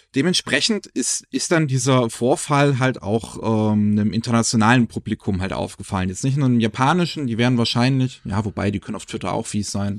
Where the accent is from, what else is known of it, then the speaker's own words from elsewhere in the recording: Germany; bei uns in Deutschland